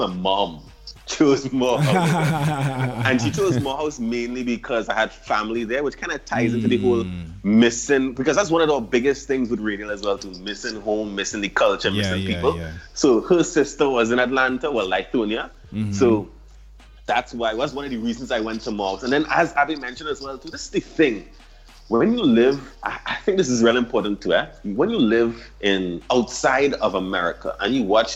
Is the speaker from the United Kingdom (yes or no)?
no; Canada; moved away; also born or lived in Waterloo; I'm Canadian as well